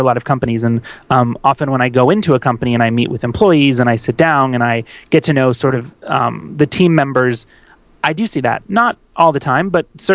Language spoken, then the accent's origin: English; Tampa, Florida, United States; moved away; my hometown of Tampa, Florida